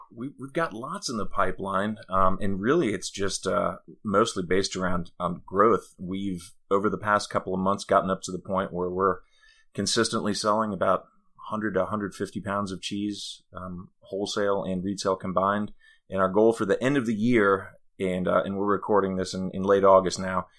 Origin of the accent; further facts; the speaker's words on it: Denmark; now in Greenville, United States; I'm from Denmark